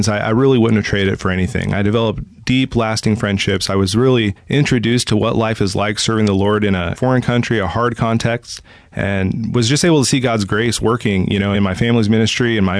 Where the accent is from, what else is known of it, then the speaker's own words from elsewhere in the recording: Wichita, Kansas, United States; also born or lived in Valley Center, Kansas / Mexico; I was born in Wichita, Kansas